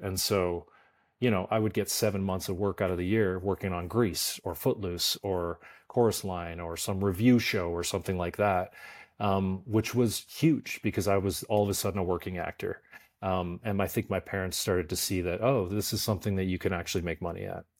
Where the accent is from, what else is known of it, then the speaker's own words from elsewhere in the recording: Stettler, Alberta, Canada; moved away as an adult; also born or lived in Toronto; now in Los Angeles, United States; I grew up in a really small town in in Canada called Stettler, Alberta, population five thousand